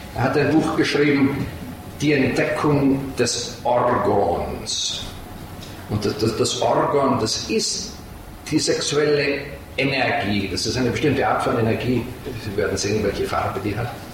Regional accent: Salzburg, Austria; moved away; Ich komme aus Salzburg ursprünglich

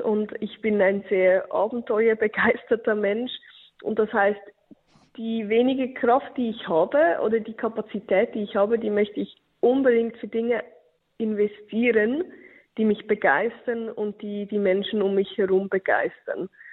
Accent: Switzerland; bei uns in der Schweiz

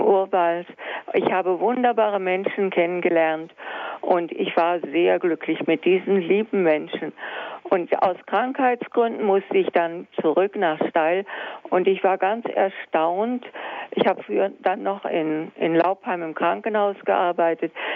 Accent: United States; also born or lived in Ghana; now in Steyl, Netherlands; ich bin in Amerika geboren und habe immer mit den Schwarzen gespielt

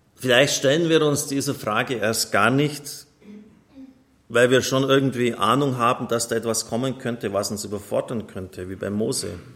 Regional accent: Bavaria, Germany; Bei uns in Bayern

